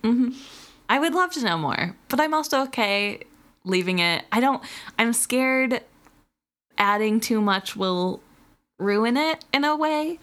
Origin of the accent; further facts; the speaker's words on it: Missouri, United States; moved away as an adult; now in Wisconsin, United States; I am not originally from the state of Wisconsin. And when I moved up here for college, everybody made fun of me. I was from Missouri